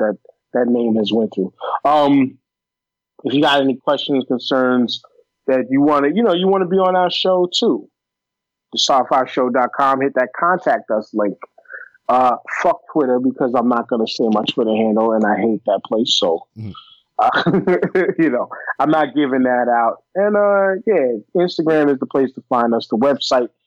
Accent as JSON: {"language": "English", "region": "New York", "country": "United States", "said": "I'm a New Yorker"}